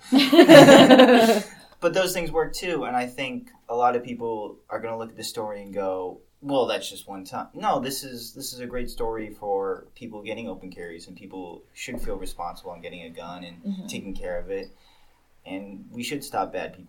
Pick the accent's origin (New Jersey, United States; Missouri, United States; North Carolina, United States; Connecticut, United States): Connecticut, United States; Milford; we're from Milford, Connecticut, and the Milford Mall.